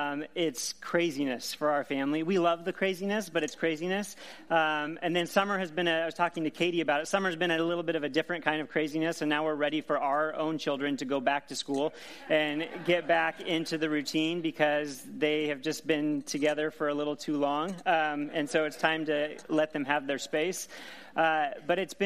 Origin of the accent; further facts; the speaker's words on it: Seattle, Washington, United States; I grew up in the Pacific Northwest in the Seattle area.